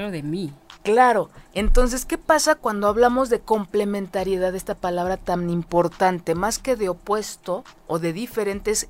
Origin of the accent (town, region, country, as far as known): Mexico